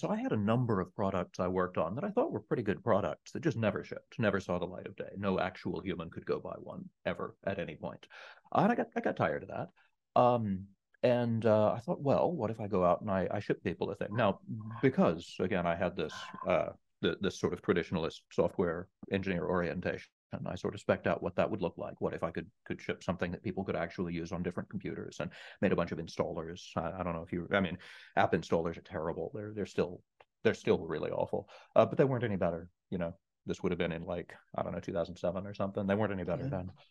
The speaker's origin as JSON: {"language": "English", "region": "East Texas", "country": "United States", "tie": "born or raised there", "said": "I grew up in the middle of nowhere in East Texas"}